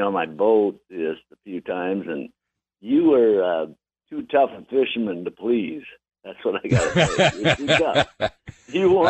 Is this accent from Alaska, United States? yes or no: yes; Alaska, United States; I was born and raised in Alaska.